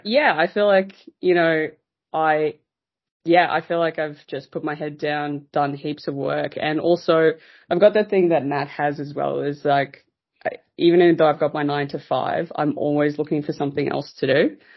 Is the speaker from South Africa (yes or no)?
yes; South Africa; moved away as an adult; now in Australia; I'm originally from South Africa. So yeah. uh, I was born there.